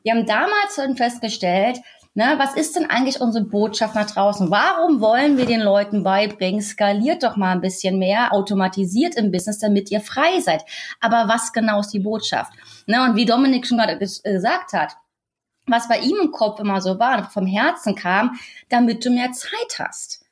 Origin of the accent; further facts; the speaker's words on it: Berlin, Germany; moved away as an adult; also born or lived in Australia; Also wir sind ja ursprünglich aus Berlin und wir waren jetzt sechs Jahre in Australien und haben da gelebt.